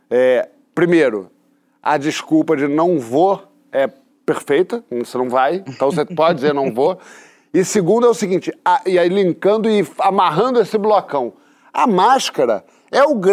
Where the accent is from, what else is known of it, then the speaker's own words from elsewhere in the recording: Paty do Alferes, Rio de Janeiro, Brazil; Eu, eu, eu, fui criado em Patinho